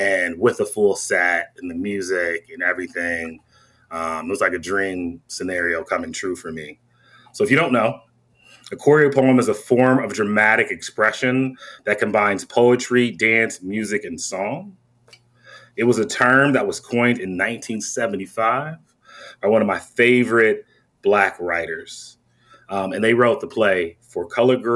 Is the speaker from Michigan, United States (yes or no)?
yes; Michigan, United States; now in Madison, United States; I'm from Michigan, so I grew up and played summer ball in Flint